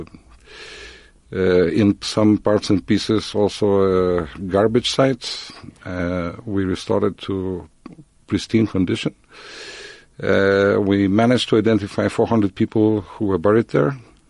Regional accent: Vilnius, Vilnius County, Lithuania; moved away as an adult; now in Israel; I've been born in Vilnius in 1962. I moved to Israel in 1990.

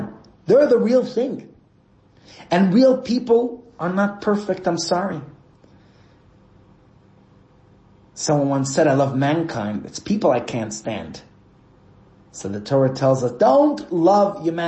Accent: New York City, New York, United States; moved away; I grew up in Brooklyn, New York, where our homes are attached to each other

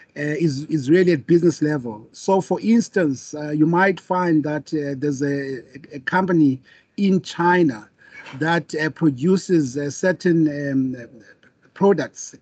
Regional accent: South Africa; me being a South African

